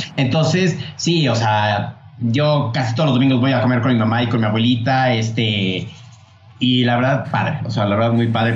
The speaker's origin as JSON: {"language": "Spanish", "country": "Mexico", "tie": "born or raised there"}